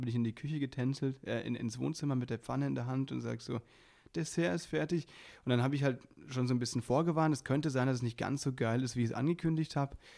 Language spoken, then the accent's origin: German; Baden-Württemberg, Germany; now in Berlin, Germany; bei uns im, im Badischen, da wo ich herkomme